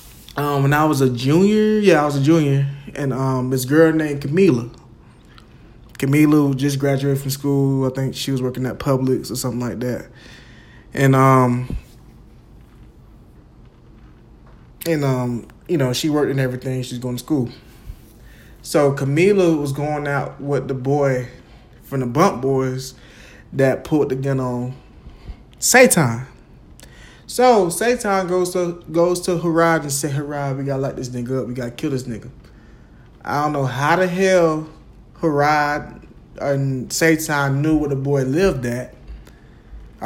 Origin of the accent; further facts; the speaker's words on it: Jacksonville, United States; Me growing up in Jacksonville